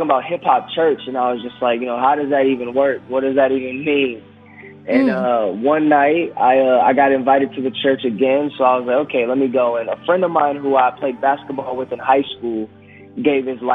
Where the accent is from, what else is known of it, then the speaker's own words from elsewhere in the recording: Grand Rapids, Michigan, United States; I was raised up here in Grand Rapids, Michigan